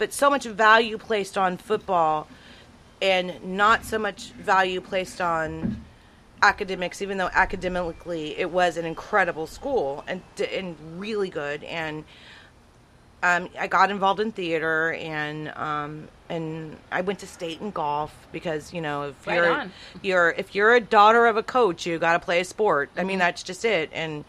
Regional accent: Texas, United States; born there; also born or lived in Tyler, Texas; So, I was born in the Rio Grande Valley. Before I was 5 years old, I think we lived somewhere, Tyler, Texas.

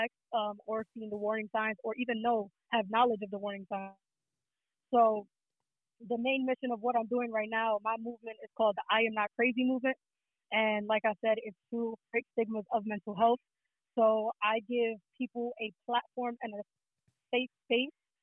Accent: New York City, New York, United States; I'm from the Bronx. You feel me? I'm from New York City

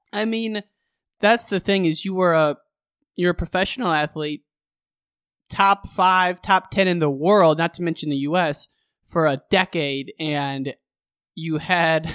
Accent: Illinois, United States; I grew up in Illinois

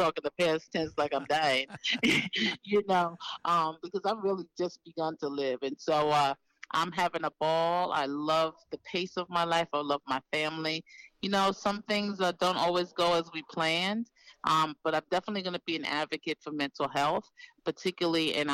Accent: New York City, New York, United States; being from a city like New York City, I'm from Harlem, New York

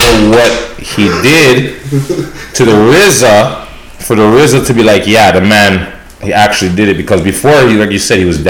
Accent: Toronto, Ontario, Canada; I'm from Toronto

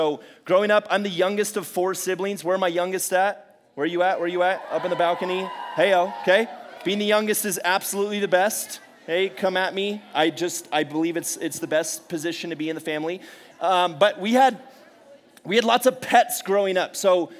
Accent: California, United States; also born or lived in Bay Area; But I'm not from San Diego originally. I kind of bounced all around California. I was born up in the Bay Area, and so I'm a massive San Francisco Giants fan.

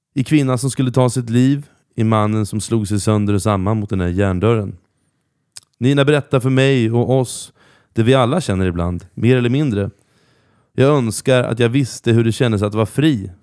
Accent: Norrköping, Östergötland, Sweden; jag växte upp i centrala Norrköping

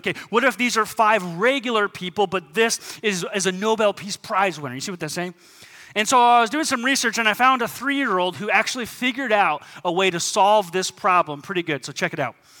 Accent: United States; As American Christians

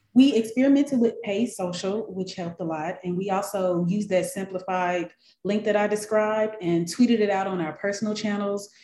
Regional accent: Memphis, Tennessee, United States; moved away as an adult; now in Atlanta, United States; Well, I am originally from Memphis, Tennessee. That's where I was born and raised.

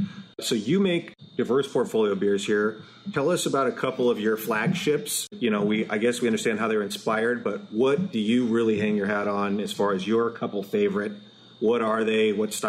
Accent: Eastern Washington, United States; now in Seattle, United States; That's where I grew up in Eastern Washington.

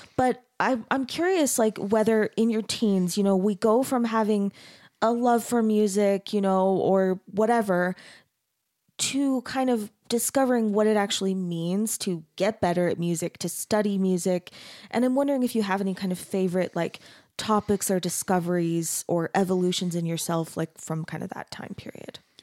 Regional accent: Arizona, United States; I grew up in Arizona

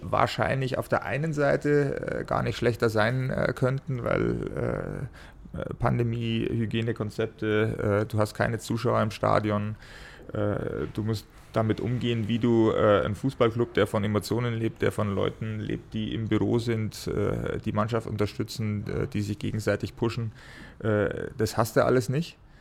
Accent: Ingolstadt, Bavaria, Germany; gebürtiger Schanzer

